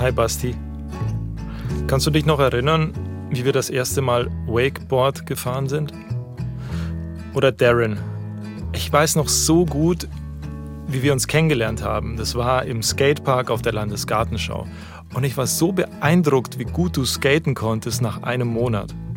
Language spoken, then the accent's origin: German; Volkratshofen, Bavaria, Germany; moved away; Vollgratshofer. So heißt meine 1400 Einwohner Metropole zwischen Buxach und Eitrach